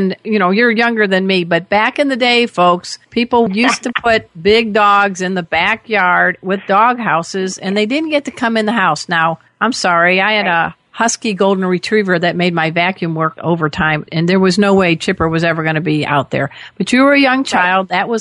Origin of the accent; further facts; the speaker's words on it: outside of Chicago, Illinois, United States; I grew up outside of Chicago in Lake Michigan